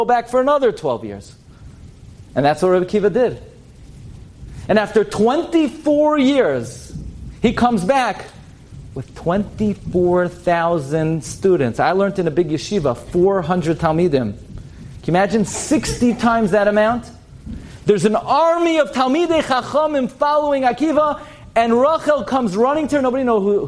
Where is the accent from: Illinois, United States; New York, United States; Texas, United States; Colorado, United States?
New York, United States; New York City; I grew up in Flatbush on Avenue M and East 31st Street